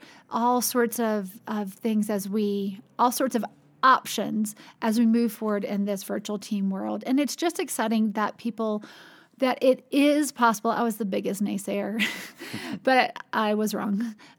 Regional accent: North Carolina, United States; I grew up in North Carolina, and go Tar Heels! basketball.

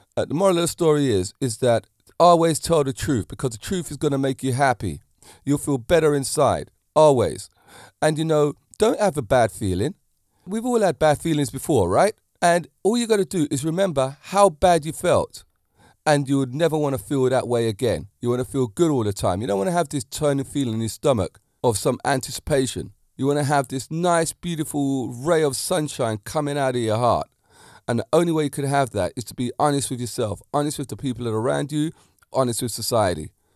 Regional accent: England, United Kingdom; I'm an English person myself

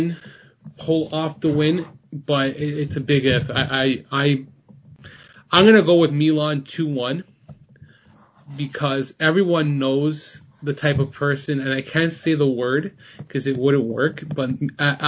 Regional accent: Toronto, Ontario, Canada; I'm from Toronto

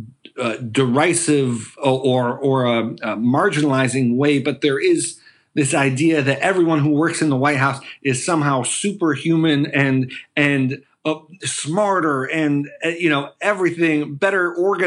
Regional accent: Buffalo, New York, United States; I'm from Buffalo, New York, and found my way to working with President Obama in the White House and on his campaigns.

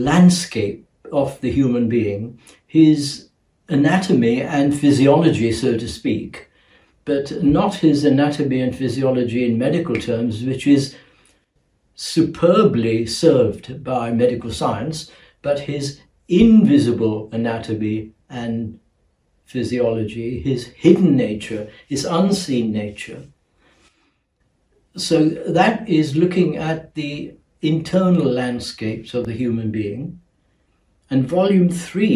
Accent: Mumbai, Maharashtra, India; moved away; also born or lived in London, United Kingdom; I was born in Bombay in the East and educated in the West

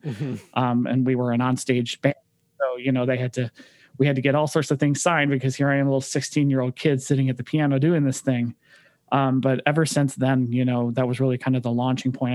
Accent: Detroit, Michigan, United States; moved away as an adult; also born or lived in California; now in Cleveland, United States; I actually grew up in Detroit. Uh, my parents and I, uh, I was born in California and then we moved uh, back to where my parents are from in Detroit um, about 30 minutes north of the city

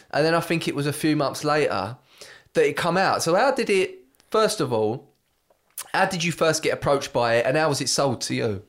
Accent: Brentwood, East of England, United Kingdom; I'm from Brentwood

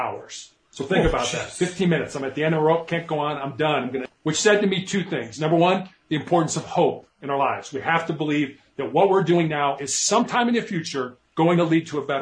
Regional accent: Chicago, Illinois, United States; I grew up in Chicago.

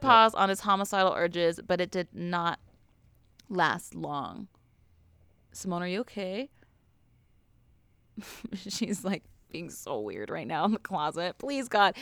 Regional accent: Ventura County, California, United States; I grew up in Ventura County

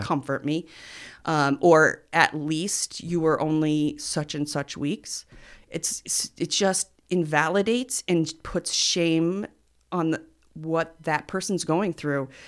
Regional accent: Cliff Haven, New York, United States; We're from Cliff Haven

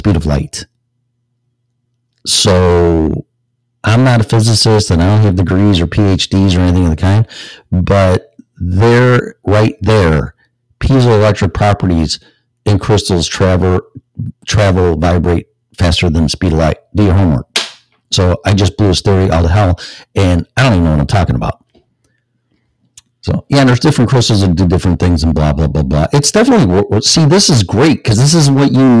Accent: Illinois, United States; I'm from Illinois

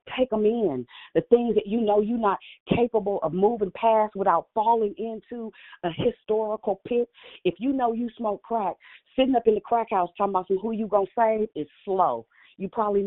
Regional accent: Richmond, United States; I'm from Richmond

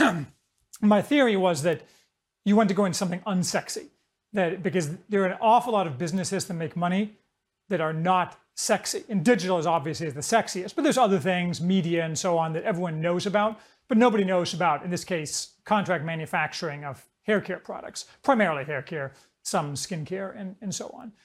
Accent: Indiana, United States; also born or lived in Chicago; I grew up in Indiana, which is kind of as generic as you can get.

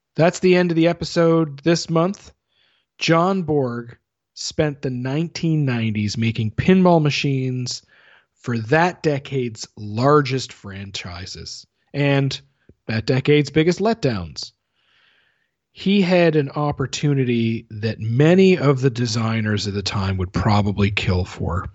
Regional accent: Canada; I'm Canadian

